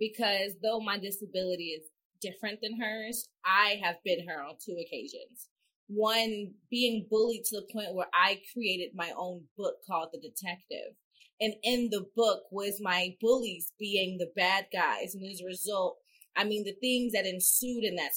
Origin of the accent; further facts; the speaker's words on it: Mississippi, United States; I had my best friend growing up in Mississippi